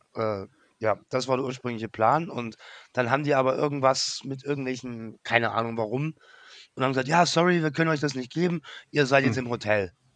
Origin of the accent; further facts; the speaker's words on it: Germany; als Deutscher